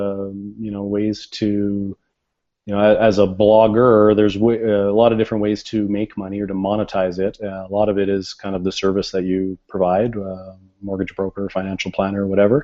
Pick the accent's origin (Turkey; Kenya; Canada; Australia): Canada; we're Canadian